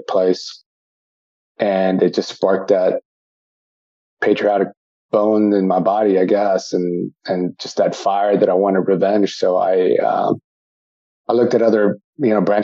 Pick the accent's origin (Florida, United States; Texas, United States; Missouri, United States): Texas, United States; San Antonio; also born or lived in Austin, Texas; I was raised here in San Antonio, Texas